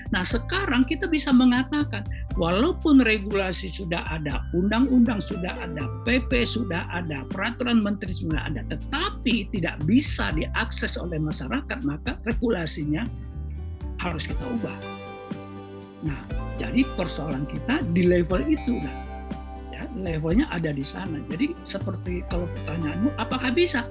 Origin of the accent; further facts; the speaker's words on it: Indonesia; semuanya kita orang Indonesia ini masyarakat adat